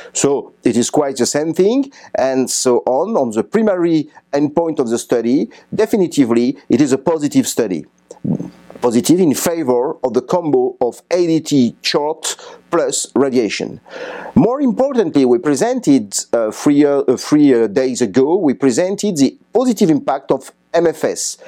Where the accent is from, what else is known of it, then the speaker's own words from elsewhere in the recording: France; I come from France.